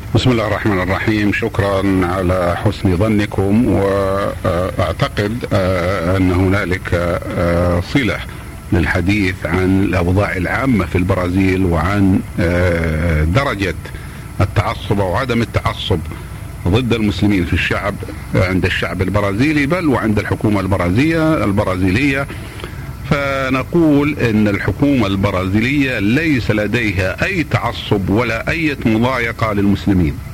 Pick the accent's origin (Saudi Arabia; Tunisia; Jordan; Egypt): Saudi Arabia; ونحن ولله الحمد من المملكة العربية السعودية